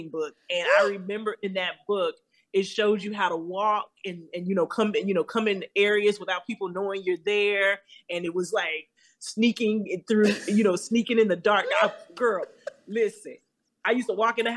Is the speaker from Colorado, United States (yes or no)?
yes; Denver, Colorado, United States; I'm from Denver, Colorado. So on Channel 31 on Sundays, you would always get a kung fu movie